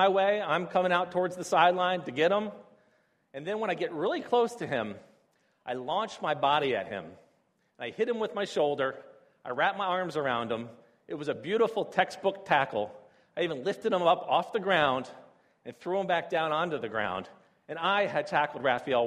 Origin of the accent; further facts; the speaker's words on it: D.C., Maryland, United States; moved away as an adult; now in Beijing, China; I grew up outside of Washington, D.C. in the United States. I grew up on the Maryland side